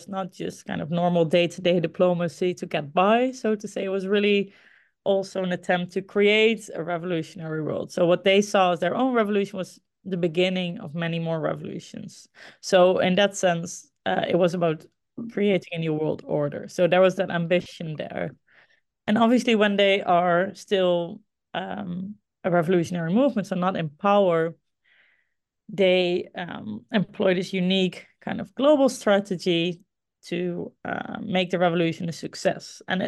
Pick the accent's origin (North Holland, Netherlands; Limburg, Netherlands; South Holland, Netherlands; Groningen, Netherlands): Groningen, Netherlands; it started for me in Groningen. This is my hometown, the city, a city in the Netherlands where I grew up and where I also studied for my undergrad history.